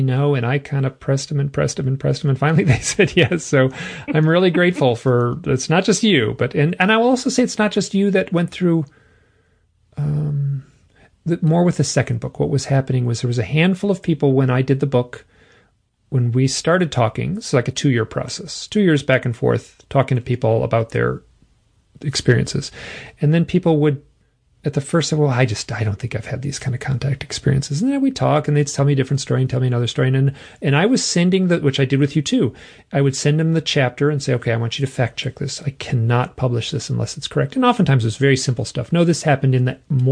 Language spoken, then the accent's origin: English; Michigan, United States; I'm from Michigan. I'm like from the middle.